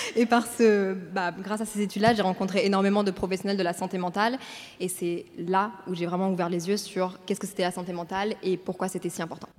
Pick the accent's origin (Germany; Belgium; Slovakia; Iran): Belgium; Brussels, Brussels-Capital Region; moved away as an adult; also born or lived in Paris / Montreal; j'ai 24 ans, je viens de Bruxelles